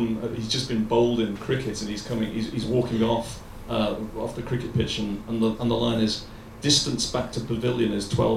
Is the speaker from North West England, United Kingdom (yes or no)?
yes; Liverpool, North West England, United Kingdom; I came from Liverpool, from a very low middle class family, and I grew up on some tough streets for a while anyway.